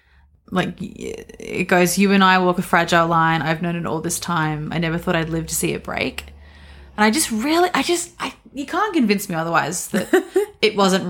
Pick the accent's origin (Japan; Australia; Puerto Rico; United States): Australia; We're Australian.